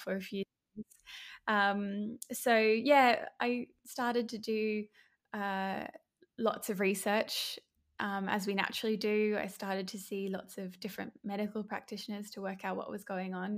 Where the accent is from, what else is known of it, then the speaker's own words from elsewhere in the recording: Brisbane, Queensland, Australia; I'm from Brisbane, Australia